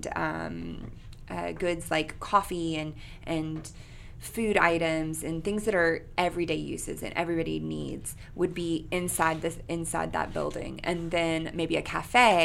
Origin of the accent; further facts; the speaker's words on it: McKinney, Texas, United States; also born or lived in Louisiana; now in Shreveport, United States; I'm from McKinney, Texas. It's north of Dallas